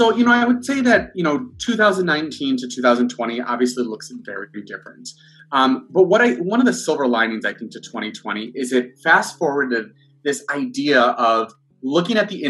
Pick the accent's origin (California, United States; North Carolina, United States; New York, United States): New York, United States; Buffalo; moved away as an adult; I was born and raised in Buffalo, New York.